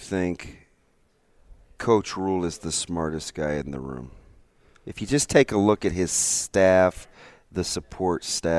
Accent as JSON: {"language": "English", "country": "United States", "said": "I am American."}